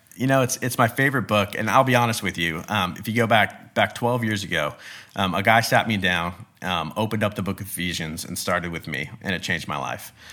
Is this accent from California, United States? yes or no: yes; Bakersfield, California, United States; I'm California born and raised, I was born in the Central Valley in Bakersfield